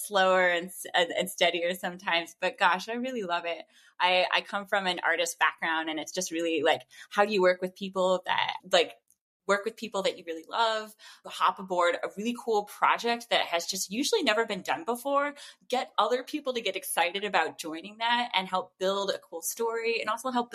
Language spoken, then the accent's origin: English; Notre Dame, Indiana, United States; moved away as an adult; now in Los Angeles, United States; I'm originally from the Midwest, specifically Notre Dame, Indiana